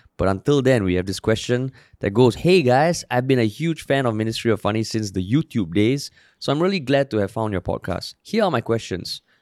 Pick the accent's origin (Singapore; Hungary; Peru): Singapore; also born or lived in United States; I grew up in the Far East, Tampines. Now I'm still in the East